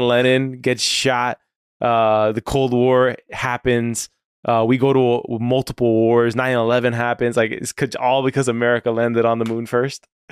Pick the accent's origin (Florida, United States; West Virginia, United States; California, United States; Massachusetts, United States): Florida, United States; South; I'm Cuban, all right? So I grew up in South Florida